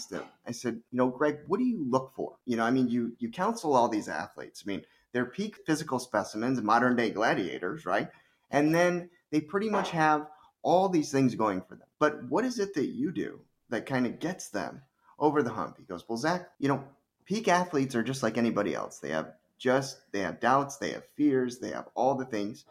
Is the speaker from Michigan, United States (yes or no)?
yes; Ann Arbor, Michigan, United States; my hometown club